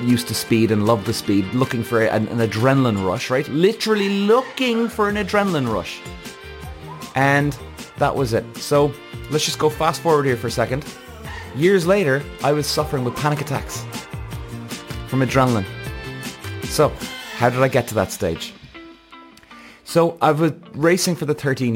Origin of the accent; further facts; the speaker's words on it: Cork, Munster, Ireland; also born or lived in London; I was coming home from London back to Cork every 3 or 4 weeks